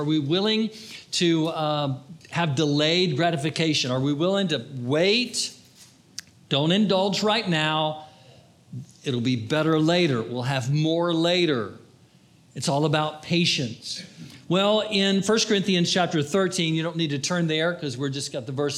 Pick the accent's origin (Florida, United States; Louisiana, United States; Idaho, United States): Florida, United States; I'm from Florida.